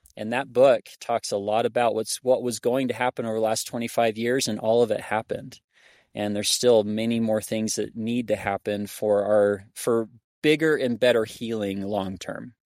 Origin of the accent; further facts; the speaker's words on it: Arizona, United States; now in Hyrum, United States; I grew up in Arizona